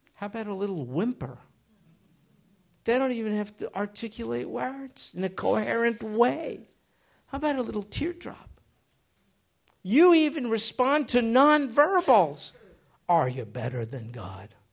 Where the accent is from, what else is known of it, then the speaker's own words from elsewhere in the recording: United States; I grew up in America.